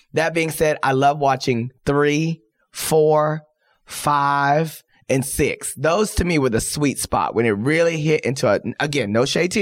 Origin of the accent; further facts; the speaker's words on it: Texas, United States; moved away; I came from Texas. I was a pageant girl